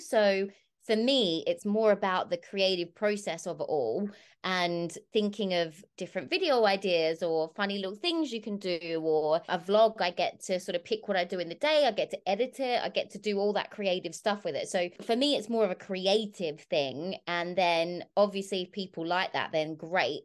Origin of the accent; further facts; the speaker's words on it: Bunbury, Western Australia, Australia; my hometown of Bunbury